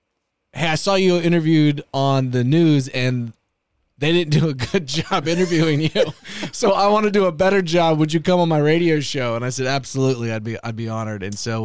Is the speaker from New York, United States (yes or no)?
no; Houston, Texas, United States; also born or lived in Austin, Texas / Navasota, Texas; I was born here in Austin, native Texan. We lived here for a while, bounced around to Navasota, bounced around to Houston, suburbs of Houston